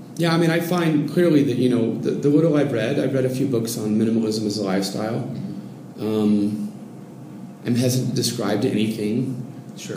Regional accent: Oregon coast, United States; moved away as an adult; now in Mexico City, Mexico; I'm from the Oregon coast.

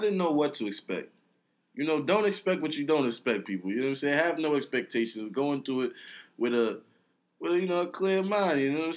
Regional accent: New York City, New York, United States; I'm from Brooklyn. I'm an only child.

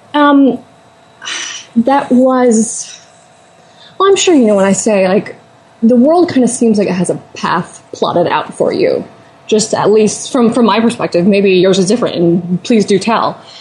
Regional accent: Iowa, United States; I'm from Iowa

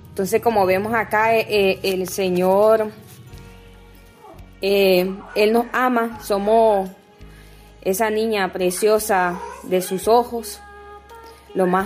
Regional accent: El Almendro, Río San Juan, Nicaragua; soy del Almendro Río San Juan, de la parroquia San José Obrero.

